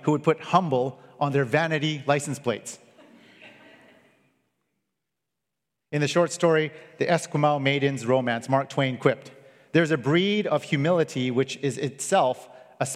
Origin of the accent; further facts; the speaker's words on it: Canada; I grew up in Canada